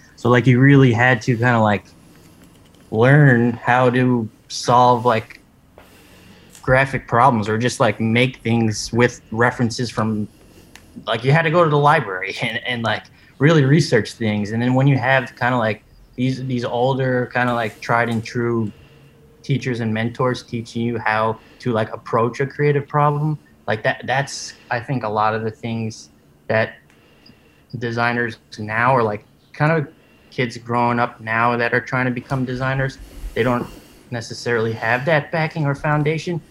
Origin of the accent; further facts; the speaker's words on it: New York, United States; born and raised in New York, and still living in New York.